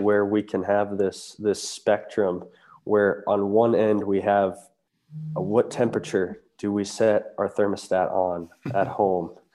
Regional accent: Lancaster, Ohio, United States; home is Southeast Ohio. I grew up in Lancaster for most of my life

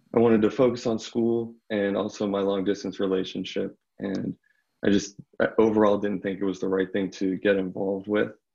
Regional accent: Bethel Park, Pennsylvania, United States; I'm from Bethel Park, Pennsylvania, which is just south of Pittsburgh, basically a suburb

